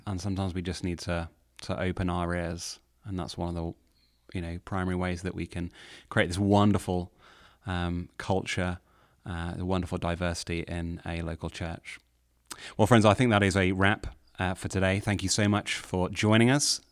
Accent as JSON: {"language": "English", "country": "United Kingdom", "moved": "yes", "lives_now": "Nashville, United States", "said": "as a Brit"}